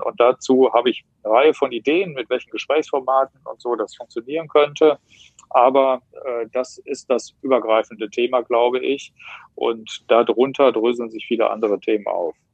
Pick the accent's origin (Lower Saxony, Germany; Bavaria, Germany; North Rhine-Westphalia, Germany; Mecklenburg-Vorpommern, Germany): North Rhine-Westphalia, Germany; Wetter; also born or lived in Herdecke; In Herdecke bin ich geboren worden und in Wetter an der Ruhr aufgewachsen